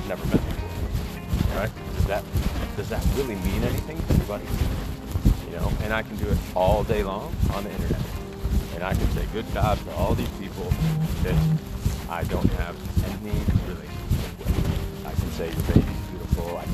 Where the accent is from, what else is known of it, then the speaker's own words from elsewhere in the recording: Iowa, United States; now in Las Vegas, United States; I found out I was from Iowa